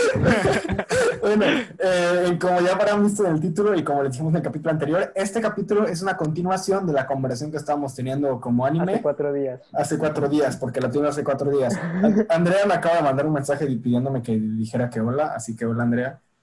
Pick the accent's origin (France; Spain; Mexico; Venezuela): Mexico